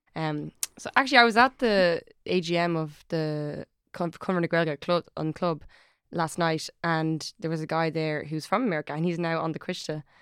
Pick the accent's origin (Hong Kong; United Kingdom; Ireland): Ireland; Dublin, Leinster; I'm from Ireland, I'm from Dublin